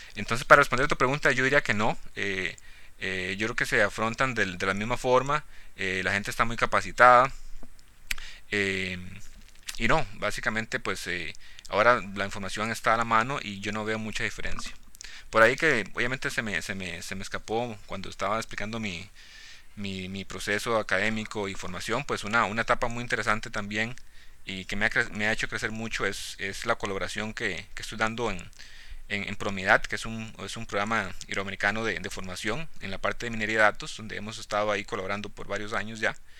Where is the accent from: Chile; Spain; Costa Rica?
Costa Rica; also born or lived in Cartago, Costa Rica; yo originalmente soy de, soy de Costa Rica, ¿no? Pues allá crecí en un, pueblito rural